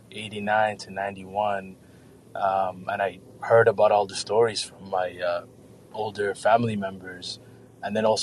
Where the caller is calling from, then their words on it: Mogadishu, Banaadir, Somalia; I'm calling actually live from Mogadishu, Somalia.